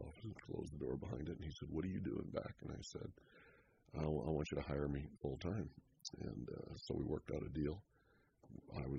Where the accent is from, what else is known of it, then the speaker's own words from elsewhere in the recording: East St. Louis, Illinois, United States; also born or lived in Chicago / Southern California; now in Petaluma, United States; born and raised in East St. Louis, Illinois